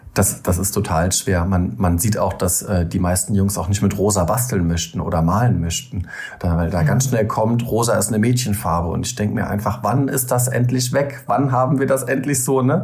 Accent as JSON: {"language": "German", "area": "Rhein-Lahn-Kreis", "region": "Rhineland-Palatinate", "country": "Germany", "lives_now": "Koblenz, Germany", "said": "Ich komme eigentlich aus dem Rhein-Lahn-Kreis, aus einem kleinen Dorf und wohne aber mittlerweile seit über zehn Jahren in Koblenz."}